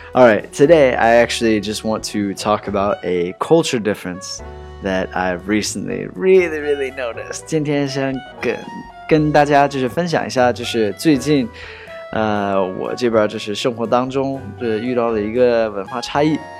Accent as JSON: {"language": "English", "country": "United States", "tie": "born or raised there", "said": "我 是 土 生 土 长 的 美 国 人"}